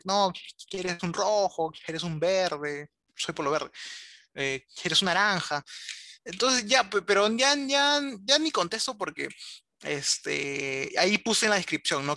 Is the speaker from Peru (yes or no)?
yes; Lima, Peru; como bastantes limeños